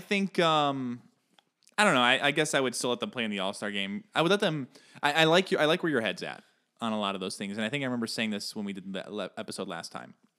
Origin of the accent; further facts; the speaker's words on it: Chicago, Illinois, United States; I am from Chicago